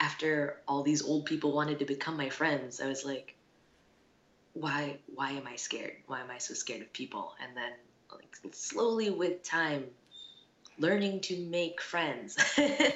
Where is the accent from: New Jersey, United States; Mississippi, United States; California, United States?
New Jersey, United States; moved away; also born or lived in Chicago, Illinois / Japan; I was born in Chicago, but I was basically raised in New Jersey